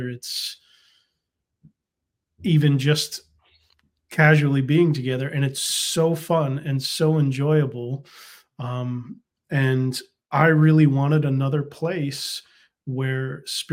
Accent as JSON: {"language": "English", "country": "United States", "tie": "born or raised there", "said": "I was raised in America"}